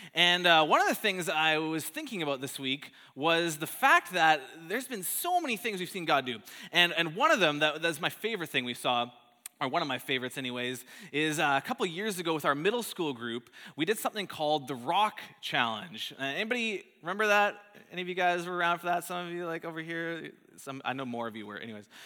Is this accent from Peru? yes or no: no; Calgary, Alberta, Canada; moved away; my hometown of Calgary in, in Alberta